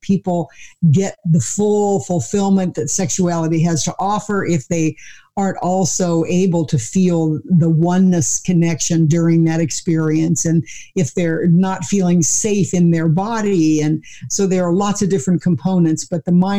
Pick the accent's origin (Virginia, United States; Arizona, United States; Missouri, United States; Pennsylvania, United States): Missouri, United States; I grew up in the Bible Belt, you know, in Missouri